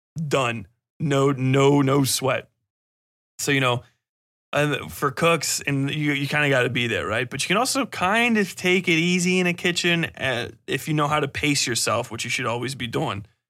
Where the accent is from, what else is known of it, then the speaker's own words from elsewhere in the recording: United States; I'm from America